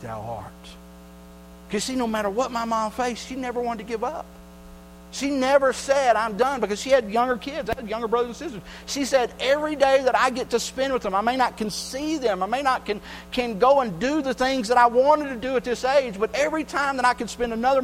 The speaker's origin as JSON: {"language": "English", "region": "Texas", "country": "United States", "tie": "born or raised there", "said": "I grew up in Texas"}